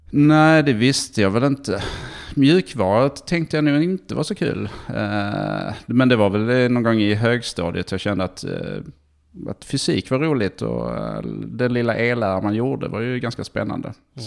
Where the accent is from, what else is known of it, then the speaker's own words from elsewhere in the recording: Malmö, Skåne, Sweden; moved away as an adult; also born or lived in England / Stockholm / China; now in Palo Alto, United States; sen så flyttade vi till Malmö när jag var tre. tre. Så det, att det, eh, vi är väl mest Malmöbo får man säga